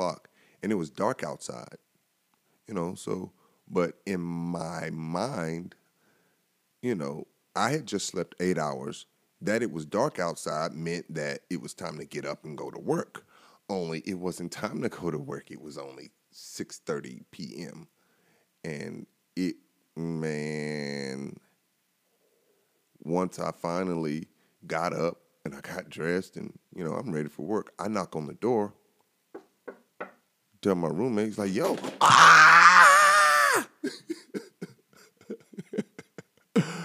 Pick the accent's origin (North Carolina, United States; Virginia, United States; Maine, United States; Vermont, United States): North Carolina, United States; moved away as an adult; also born or lived in Buffalo, New York; I'd seen snow growing up in North Carolina